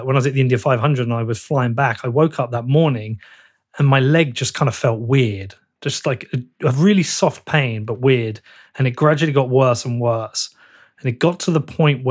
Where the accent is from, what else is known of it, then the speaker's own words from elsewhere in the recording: Bedford, East of England, United Kingdom; I'm from Bedford.